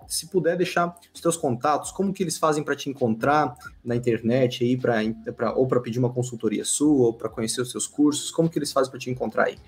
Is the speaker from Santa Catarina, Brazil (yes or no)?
yes; west of Santa Catarina, Brazil; lá onde eu, onde eu nasci, lá com essa temperatura